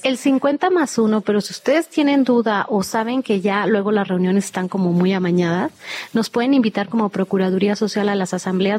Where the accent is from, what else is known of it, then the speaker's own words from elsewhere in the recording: Mexico City, Mexico; de nosotros como chilangos